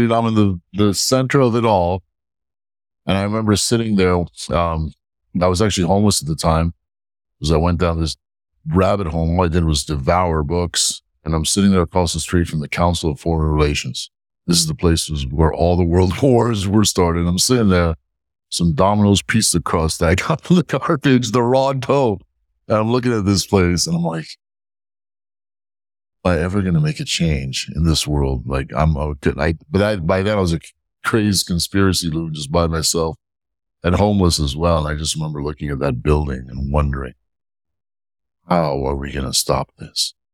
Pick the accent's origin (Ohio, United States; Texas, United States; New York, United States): New York, United States; So we came to the West. We had a hard life. I grew up in Hell's Kitchen in New York in the 80s and 90s, working my parents' newsstand